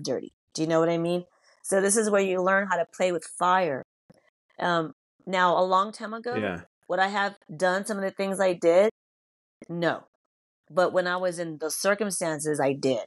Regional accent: United States; I can speak for just being American

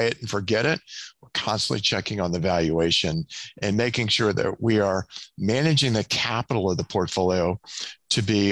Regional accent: Southeast, United States; now in Kansas City, United States; I grew up in the Southeast

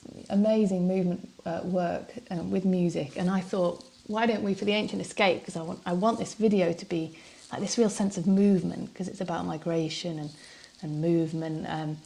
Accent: Stoke-on-Trent, West Midlands, United Kingdom; I'm from Stoke-on-Trent originally. My family were from Wigan

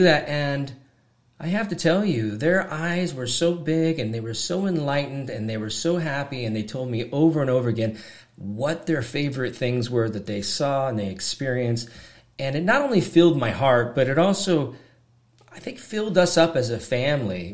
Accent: Washington, United States; growing up in Washington

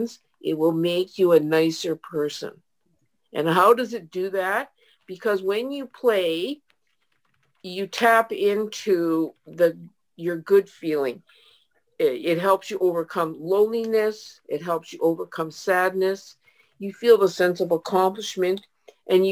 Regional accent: Winnipeg, Manitoba, Canada; my hometown, Winnipeg.

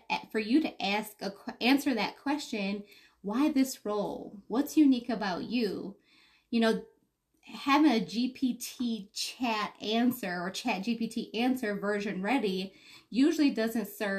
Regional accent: Detroit, Michigan, United States; born and raised in Detroit

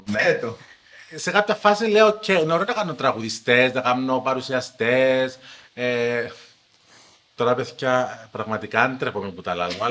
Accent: Cyprus; Γεια σα, είμαι δημοσιογράφο από Κύπρο.

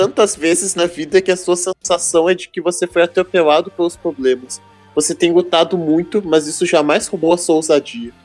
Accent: near São Miguel das Missões, Rio Grande do Sul, Brazil; Eu vou nas ruínas de São Miguel, porque é perto da minha cidade natal

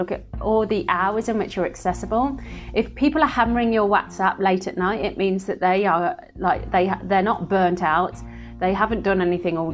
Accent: Midlands, United Kingdom; now in London, United Kingdom; I'm from the Midlands

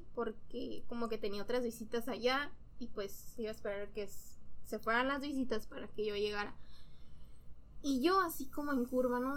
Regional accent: San Diego, California, United States; also born or lived in Tijuana, Mexico; En realidad nací en San Diego, viví 7 años pues nací allá, pero viví 7 años, los primeros 7 años de mi vida en Tijuana. Y luego Tijuana estaba ya como que muy inseguro, pues mis papás tomaron la decisión de irnos a ir a San Diego

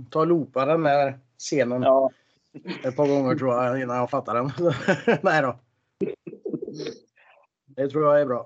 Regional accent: Norway; moved away; jag är ju från Norge vet du, så jag åker ju dit rätt som det är.

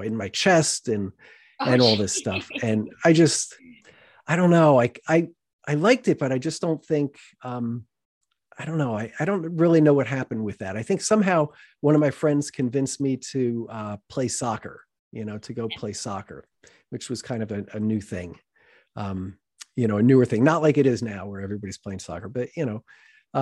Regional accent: Boonton Township, New Jersey, United States; I grew up in Booton Township

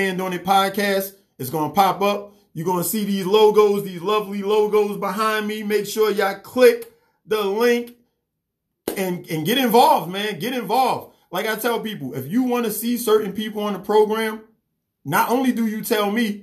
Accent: New York City, New York, United States; now in Atlanta, United States; I'm from New York

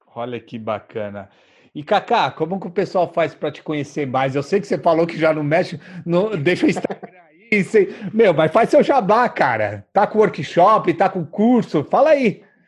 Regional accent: São Paulo, Brazil; eu sou de São Paulo aqui

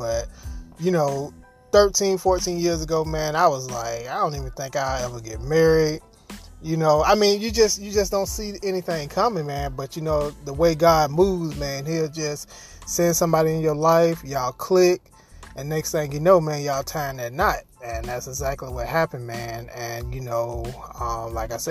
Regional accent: Jacksonville, Florida, United States; also born or lived in New York / Atlanta; now in Dallas, United States; I'm from Jacksonville, Florida originally

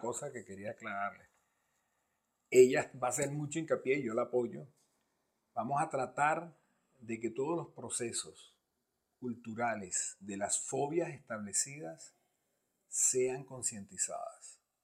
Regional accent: Venezuela; nosotros que somos venezolanos

